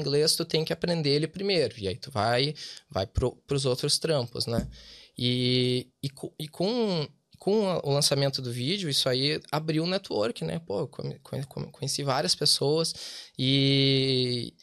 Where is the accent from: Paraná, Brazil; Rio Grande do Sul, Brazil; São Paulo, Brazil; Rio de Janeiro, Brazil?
Rio Grande do Sul, Brazil; Porto Alegre; moved away as an adult; also born or lived in Dublin; now in Wexford, Ireland; nós somos de Porto Alegre